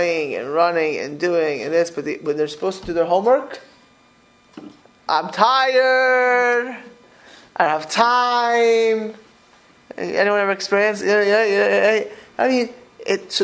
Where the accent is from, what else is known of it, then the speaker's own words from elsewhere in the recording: Florida, United States; I grew up in Florida